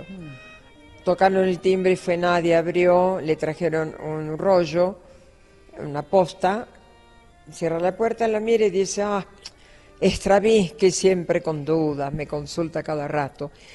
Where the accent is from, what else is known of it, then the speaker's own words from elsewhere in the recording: Buenos Aires, Argentina; Yo soy muy capitalina, yo no soy del interior, yo soy de la ciudad de Buenos Aires. A mucha honra soy porteña porque nací cerca del puerto.